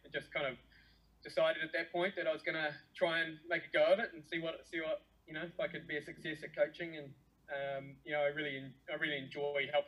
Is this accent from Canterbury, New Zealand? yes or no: yes; Timaru, Canterbury, New Zealand; now in Tauranga, New Zealand; I live in Tauranga in the North Island. I grew up in Timaru though.